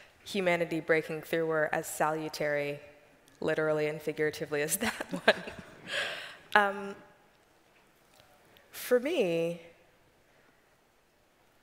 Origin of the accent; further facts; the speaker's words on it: Richmond, Virginia, United States; moved away as an adult; now in Washington, D.C., United States; I grew up in Richmond, Virginia